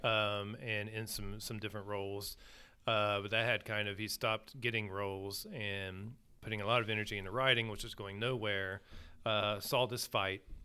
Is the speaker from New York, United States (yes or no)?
no; Southern Ohio, United States; I grew up in Southern Ohio